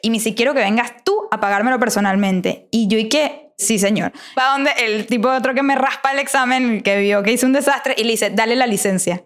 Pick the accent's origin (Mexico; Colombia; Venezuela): Venezuela; como buena venezolana